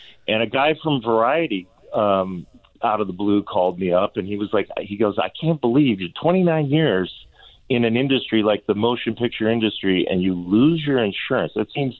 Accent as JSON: {"language": "English", "town": "Chicago", "region": "Illinois", "country": "United States", "tie": "born or raised there", "said": "I just turned 60 in May, and I'm like, I've been living with this. I mean, I grew up in Chicago."}